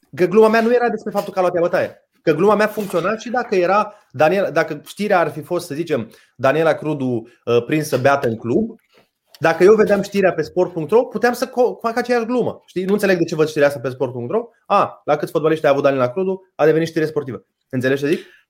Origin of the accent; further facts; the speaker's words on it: Suceava, Suceava County, Romania; Eu eram din Suceava